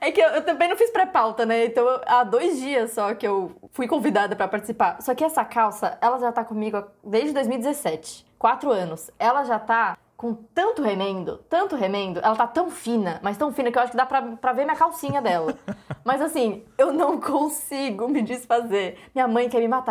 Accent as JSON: {"language": "Portuguese", "country": "Brazil", "said": "sou brasileira"}